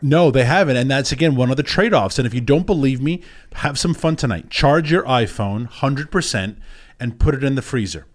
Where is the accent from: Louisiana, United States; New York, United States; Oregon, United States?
New York, United States; New York City; I did growing up in New York City